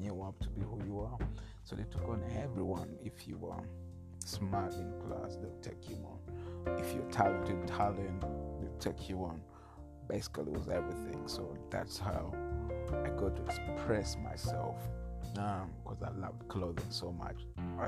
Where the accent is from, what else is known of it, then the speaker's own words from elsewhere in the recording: Masindi, Western Region, Uganda; I was born in Uganda, in a small village called Masindi